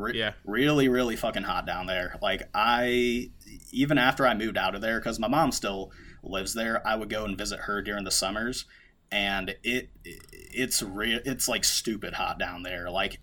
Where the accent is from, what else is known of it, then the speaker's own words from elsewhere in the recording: Cleveland, Ohio, United States; moved away as an adult; now in Jersey City, United States; So I usually just tell people I'm originally from Cleveland, Ohio. That's where I went to high school at. That's where I went to college at. And then I ended up moving to Jersey City, New Jersey